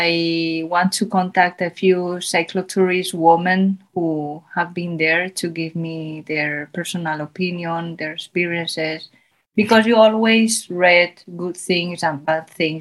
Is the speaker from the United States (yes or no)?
no; Zaragoza, Aragon, Spain; first language Spanish; English is a second language; moved away as an adult; I was born in Spain. I grew up here.